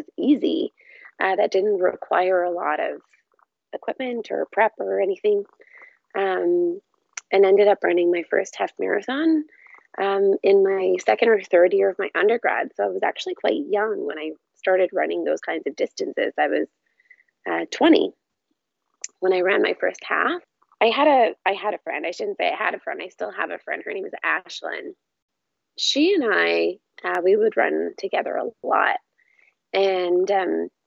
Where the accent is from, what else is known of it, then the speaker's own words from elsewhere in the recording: Fredericton, New Brunswick, Canada; now in Vancouver, Canada; I grew up in Fredericton, New Brunswick, so in the Atlantic provinces